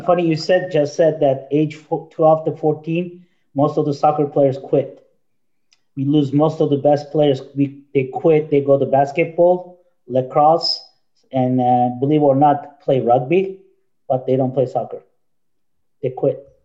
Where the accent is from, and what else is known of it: Turkey; born or raised there; now in United States